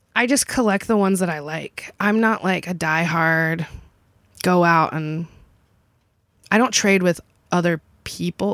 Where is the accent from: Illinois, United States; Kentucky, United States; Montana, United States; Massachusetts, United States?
Kentucky, United States; now in Sarasota, United States; I'm from Kentucky